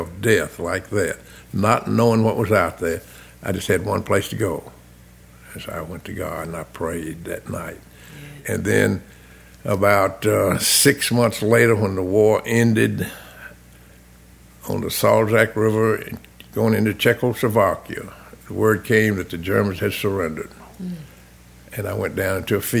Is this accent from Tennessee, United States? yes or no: yes; Franklin, Tennessee, United States; I was raised right here in Franklin